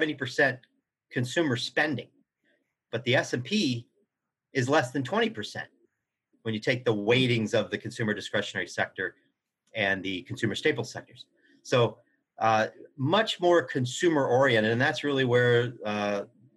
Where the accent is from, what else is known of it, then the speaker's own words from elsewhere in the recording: Kansas, United States; now in Boston, United States; growing up in Kansas